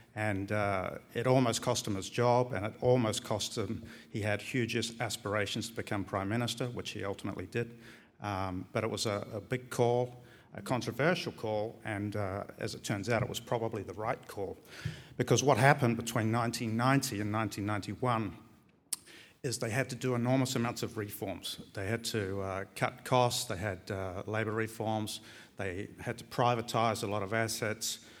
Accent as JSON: {"language": "English", "country": "New Zealand", "also_born_or_lived": "Australia", "moved": "as an adult", "lives_now": "Barcelona, Spain", "said": "I'm from New Zealand, but I arrived in Australia in eighty-eight"}